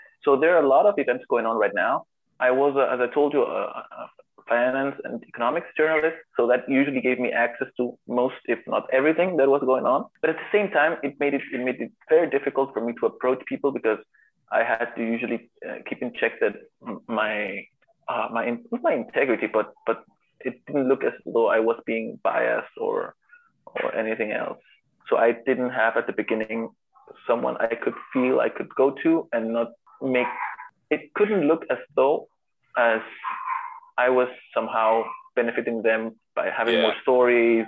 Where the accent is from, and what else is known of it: Peru